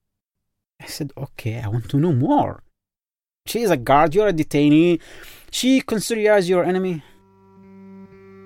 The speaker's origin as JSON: {"language": "English", "country": "Yemen", "second_language": "English", "moved": "as an adult", "said": "I am from Yemen, actually, Arab Peninsula, the country of love"}